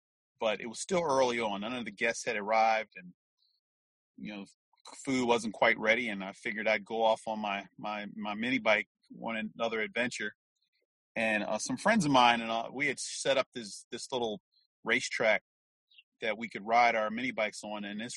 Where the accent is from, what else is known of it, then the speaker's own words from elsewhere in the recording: Philadelphia, Pennsylvania, United States; Grew up in West Philadelphia, born and raised in the United States of America